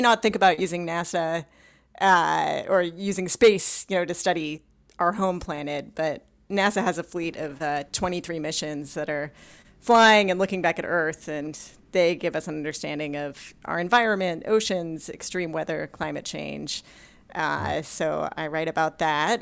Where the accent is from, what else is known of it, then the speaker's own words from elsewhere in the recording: Los Angeles, California, United States; I, uh, grew up in Southern California, in Los Angeles